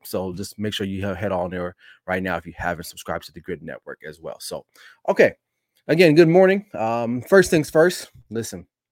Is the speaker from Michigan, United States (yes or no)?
no; Los Angeles, California, United States; L A, my hometown.